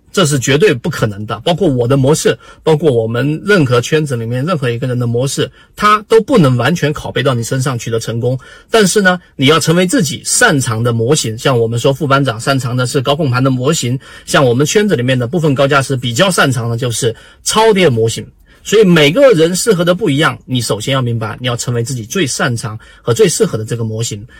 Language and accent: Chinese; China; 我们中国人的传统的教育里面啊，就是你要向谁谁谁一样